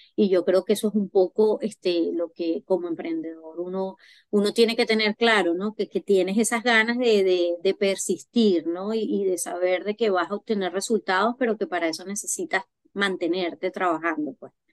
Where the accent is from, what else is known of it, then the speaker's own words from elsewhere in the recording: Venezuela; moved away as an adult; now in France; yo soy venezolana. Eh, llegué a Francia en el 2021